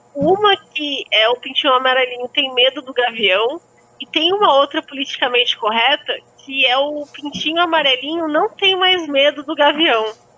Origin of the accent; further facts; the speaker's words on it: South Brazil, Brazil; Eu sou muito sulista